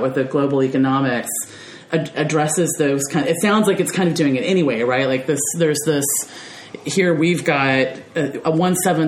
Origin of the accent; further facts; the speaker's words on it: United States; me as an American